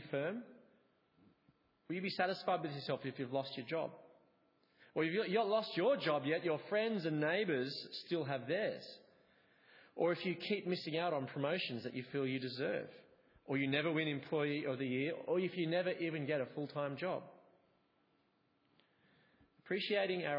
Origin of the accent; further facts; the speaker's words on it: Australia; also born or lived in England; I was an Australian living in England. My difference was rooted in my identity of being Australian